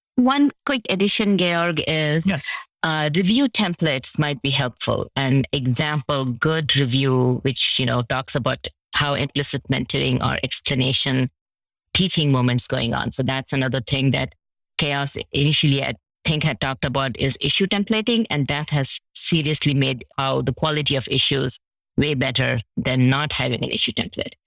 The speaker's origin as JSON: {"language": "English", "country": "India", "moved": "yes", "lives_now": "United States", "said": "I'm from India"}